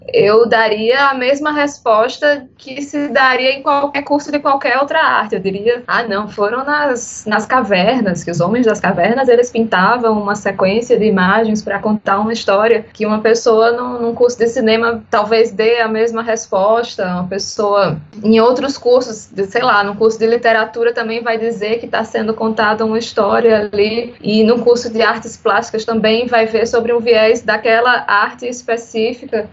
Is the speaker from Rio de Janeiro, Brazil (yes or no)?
no; Paraíba, Brazil; Sou paraibana